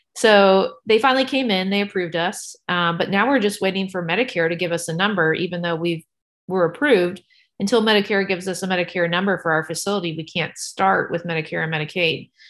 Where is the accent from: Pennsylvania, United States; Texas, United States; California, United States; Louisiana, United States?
Texas, United States; San Antonio; now in Knoxville, United States; I grew up in San Antonio, Texas.